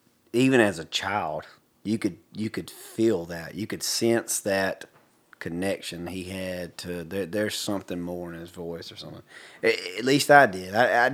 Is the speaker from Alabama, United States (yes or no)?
yes; Hartford, Alabama, United States; stuff that I grew up back in Hartford, Alabama, and I got to spend a lot of time on my grandfather's farm riding around with the farmhands